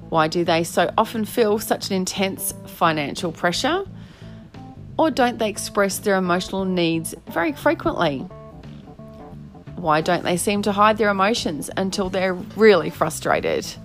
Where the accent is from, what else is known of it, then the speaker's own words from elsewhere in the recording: Australia; can't wait to delve into all these challenges of being an Aussie fella in relationship